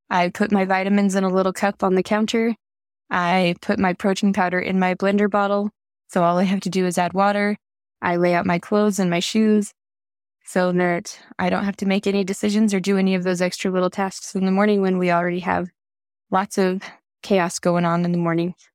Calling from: Highland, Utah, United States; Hi, I'm … from Highland, Utah, and I love the tip

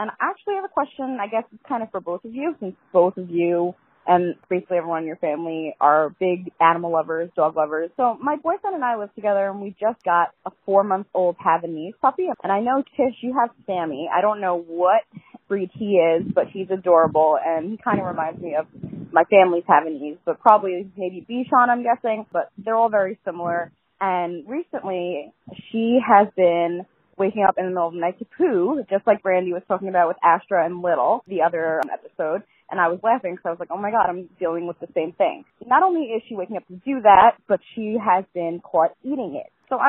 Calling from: Long Island, New York, United States; I'm calling from Long Island, New York.

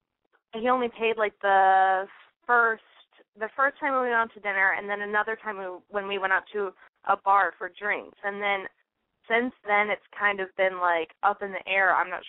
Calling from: Los Angeles, California, United States; I'm calling from L.A., so locally.

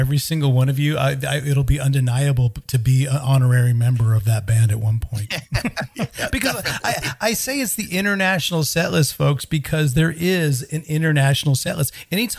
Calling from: Sweden; I mean, I'm recording this from Sweden, so I'm basically starting my evening already.

